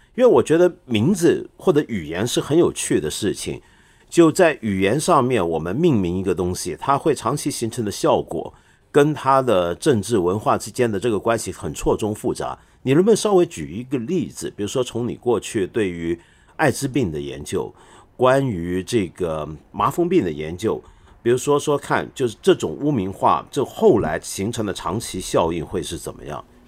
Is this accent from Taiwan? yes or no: yes; Taiwan; moved away; also born or lived in Hong Kong; 虽然我在香港出生，但是我几个月大就到台湾